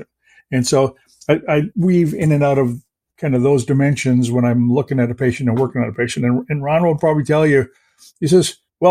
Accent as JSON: {"language": "English", "country": "Canada", "tie": "born or raised there", "second_language": "English", "said": "I grew up in Canada"}